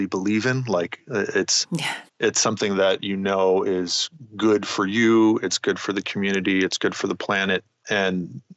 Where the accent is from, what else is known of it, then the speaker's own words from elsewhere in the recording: Wilmington, Delaware, United States; moved away; also born or lived in Massachusetts; I grew up in Wilmington, Delaware